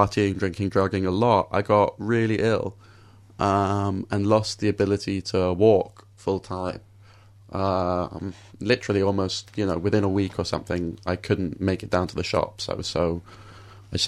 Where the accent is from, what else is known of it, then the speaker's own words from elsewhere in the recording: London, United Kingdom; I grew up in London